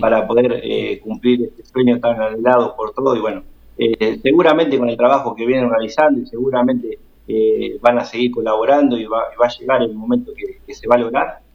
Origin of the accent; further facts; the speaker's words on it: Agustín Roca, Buenos Aires Province, Argentina; also born or lived in Junín; Agustín Roca, que es mi pueblo, donde es mi mamá